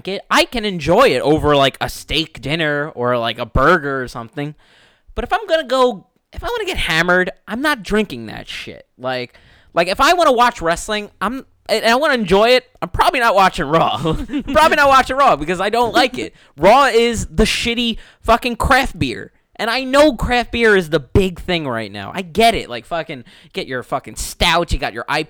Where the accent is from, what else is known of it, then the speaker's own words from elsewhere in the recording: United States; I'm American